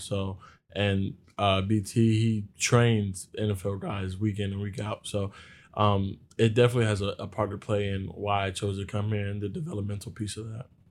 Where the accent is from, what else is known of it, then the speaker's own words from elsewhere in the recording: Virginia, United States; moved away as an adult; now in East Lansing, United States; I'm from Virginia